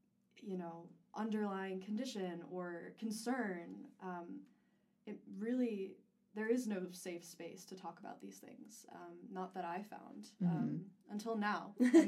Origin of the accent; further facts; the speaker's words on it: New York area, United States; moved away; I'm originally from the New York area.